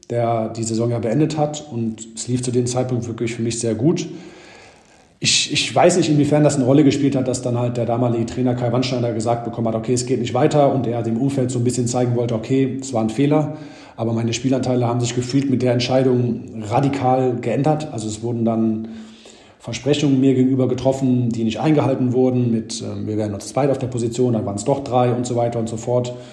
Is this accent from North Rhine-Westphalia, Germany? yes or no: yes; Krefeld, North Rhine-Westphalia, Germany; ich habe nie vergessen, wo ich herkomme. Also ich glaube, ähm, wenn ich über Heimat spreche, ist es nach wie vor Krefeld.